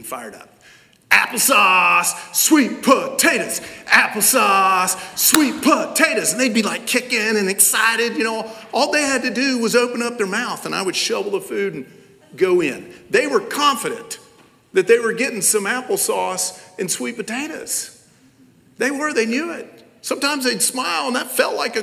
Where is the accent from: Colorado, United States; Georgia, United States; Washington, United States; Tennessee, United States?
Tennessee, United States; Knoxville; I'm from Knoxville, Tennessee.